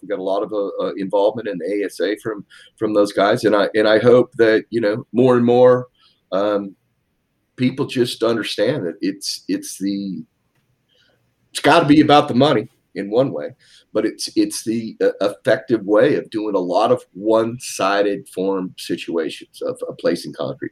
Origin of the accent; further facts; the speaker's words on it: Seattle, Washington, United States; moved away as an adult; now in East Coast, United States; I'm from Seattle originally